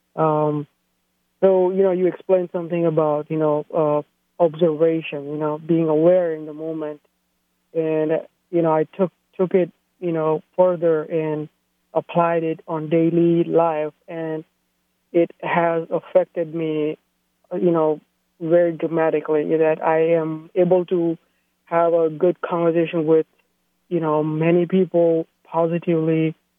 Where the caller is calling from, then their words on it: San Jose, California, United States; I'm calling from San Jose